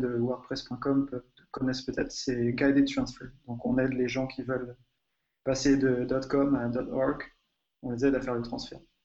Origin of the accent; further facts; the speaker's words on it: France; now in Hungary; je suis français, je vis en Hongrie